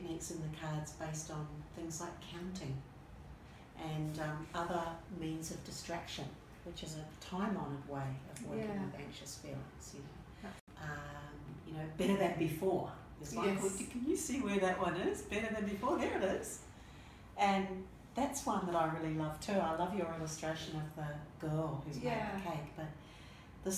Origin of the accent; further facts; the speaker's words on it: Waikato, New Zealand; a place that was at the beach when I grew up in New Zealand. It was on the Coromandel Peninsula called Tairua